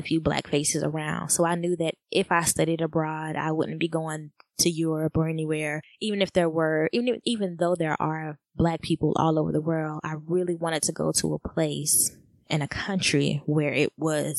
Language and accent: English; United States; I am African American